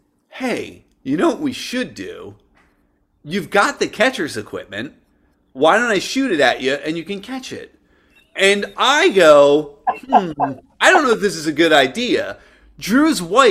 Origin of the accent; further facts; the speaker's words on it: United States; I'm an American